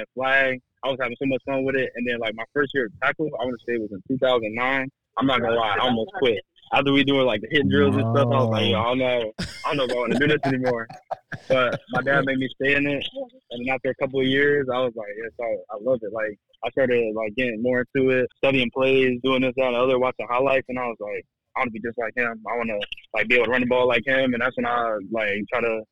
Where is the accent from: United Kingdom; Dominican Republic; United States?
United States; Tampa, Florida; moved away; back home playing in my home state